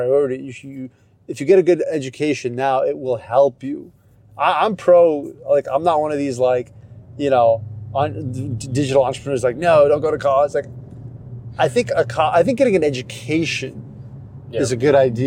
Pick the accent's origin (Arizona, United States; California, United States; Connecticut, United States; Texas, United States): Connecticut, United States; I grew up in Connecticut